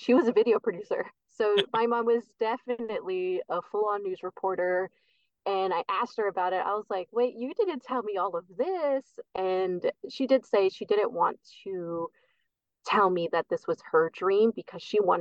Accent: Bay Area, East Bay, California, United States; moved away as an adult; now in Oregon, United States; Born and raised in the Bay Area, East Bay, but both my parents are from Guatemala

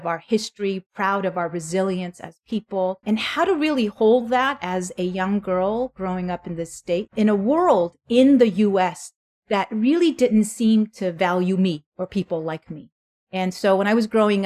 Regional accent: Los Angeles, California, United States; also born or lived in South Korea; I grew up in Southern California, Los Angeles area. Came in 1980 when I was 8 years old

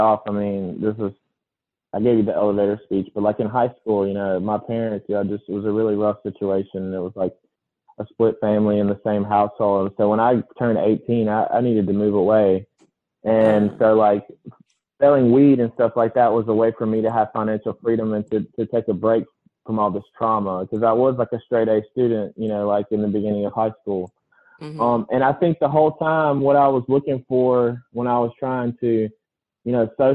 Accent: Laurel, Mississippi, United States; also born or lived in Jackson, Mississippi; my hometown in Laurel

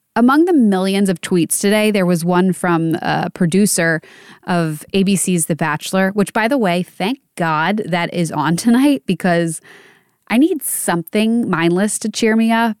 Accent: Pennsylvania, United States; For Kobe Bryant, he went to school in my hometown.

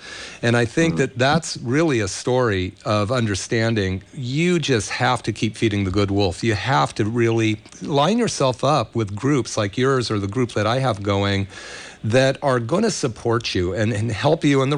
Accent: Scotland, United Kingdom; You know, because of I'm Scottish, I'll say there was a very old Scottish chieftain, right?

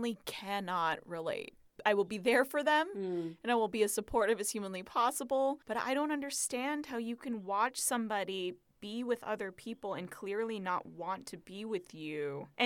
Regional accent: Arizona, United States; moved away; I grew up in Arizona

